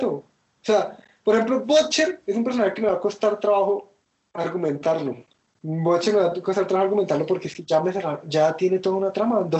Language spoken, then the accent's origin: Spanish; Colombia; yo soy colombiano y puedo ser racista, soy latino.